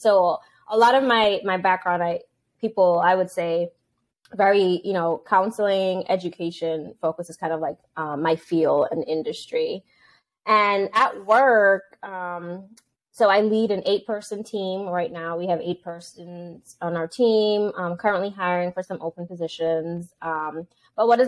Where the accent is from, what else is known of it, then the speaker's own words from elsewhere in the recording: Antigua & Barbuda; moved away; I am from Antigua and Barbuda, so that's an island in the Caribbean